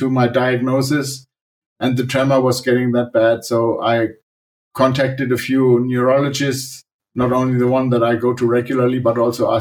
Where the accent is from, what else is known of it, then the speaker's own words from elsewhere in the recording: Germany; I'm from Germany